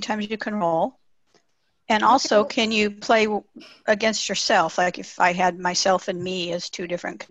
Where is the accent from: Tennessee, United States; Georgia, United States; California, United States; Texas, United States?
Texas, United States; I'm from Texas.